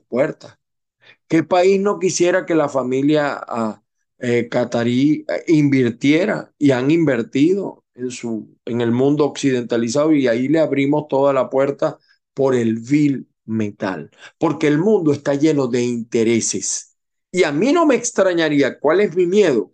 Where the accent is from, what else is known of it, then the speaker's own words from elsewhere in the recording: Venezuela; moved away; en mi país, Venezuela